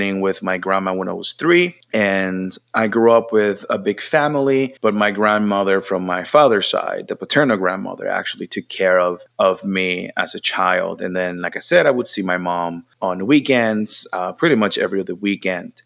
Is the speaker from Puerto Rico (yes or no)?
yes; Mayagüez, Puerto Rico; English is a second language; moved away as an adult; now in United States; I was born and raised in Puerto Rico